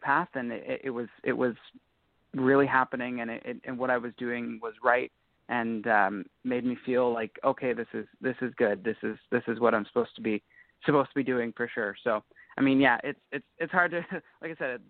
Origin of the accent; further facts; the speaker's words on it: Ontario, Canada; we're all from Ontario